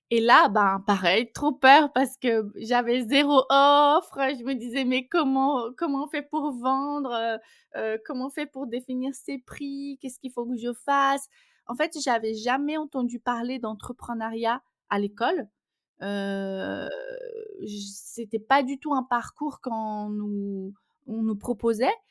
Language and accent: French; Brazil; accent: Brazilian; French is a second language; Et mon petit accent vient du Brésil pour ceux qui vont l'entendre dans le podcast. Donc je suis brésilienne